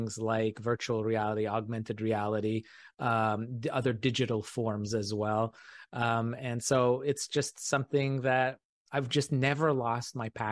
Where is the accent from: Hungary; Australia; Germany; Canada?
Canada; in Canada, growing up in Canada, some of my mentors were real local amateur astronomers here